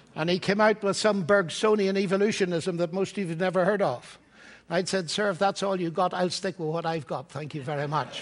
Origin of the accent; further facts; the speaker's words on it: Northern Ireland, United Kingdom; moved away as an adult; also born or lived in Cambridge; now in Oxford, United Kingdom; I come from Ireland, Northern Ireland